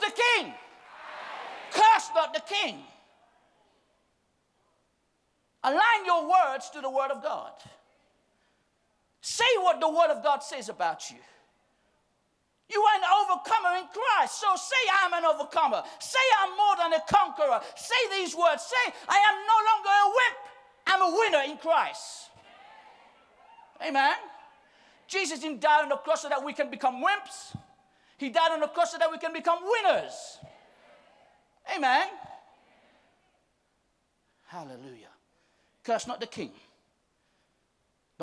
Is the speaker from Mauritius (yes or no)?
yes; Mauritius; We're from Mauritius